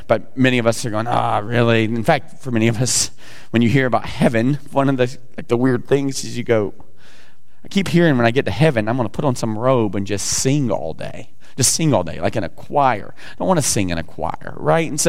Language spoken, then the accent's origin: English; the South, United States; I'm from the South.